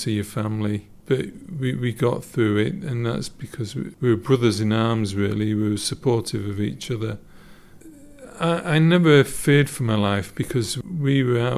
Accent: Morecambe, North West England, United Kingdom; I'm born and bred in Morecambe

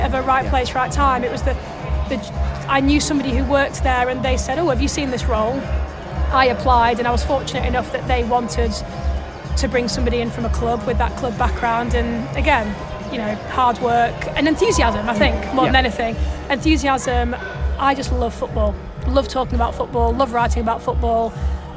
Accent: Doncaster, Yorkshire and the Humber, United Kingdom; moved away as an adult; I'm from Doncaster, moved back home

